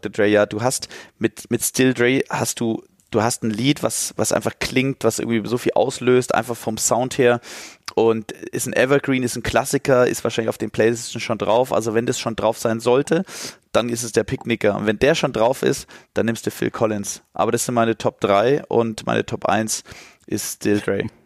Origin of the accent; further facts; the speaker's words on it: Stuttgart, Baden-Württemberg, Germany; Nummer zwei, ich komme aus Stuttgart, ja, und da ist Nummer … hat mich geprägt